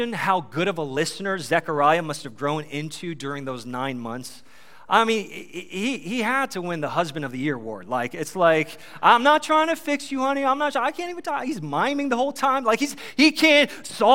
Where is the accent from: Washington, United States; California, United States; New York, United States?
New York, United States; I'm from New York